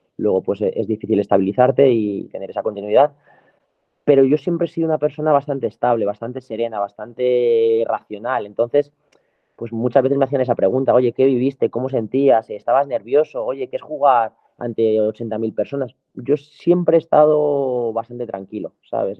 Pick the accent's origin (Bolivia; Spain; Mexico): Spain; Madrid, Community of Madrid; yo soy un chico de Madrid, eh, del barrio Moratalaz